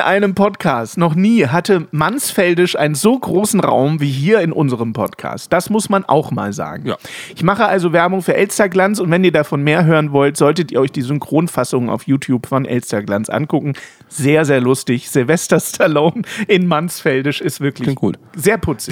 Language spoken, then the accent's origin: German; West Germany, Germany; ich bin ja im Westen aufgewachsen